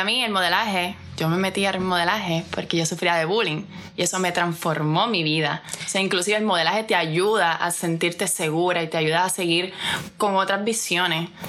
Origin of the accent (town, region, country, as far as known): Puerto Rico